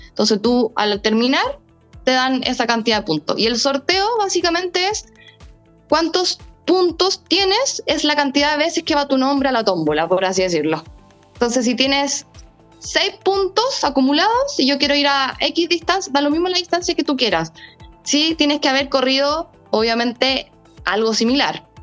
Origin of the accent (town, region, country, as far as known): Chile